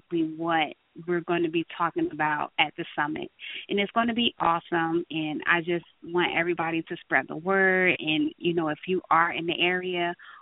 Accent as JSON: {"language": "English", "town": "Newark", "region": "New Jersey", "country": "United States", "tie": "born or raised there", "said": "growing up in my area, I am from Newark, New Jersey."}